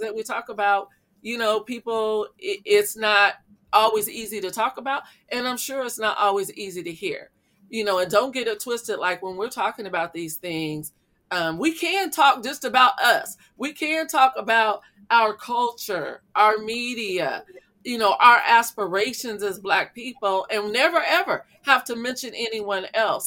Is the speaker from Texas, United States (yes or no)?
no; Iowa, United States; growing up in Iowa, my elementary school was all black.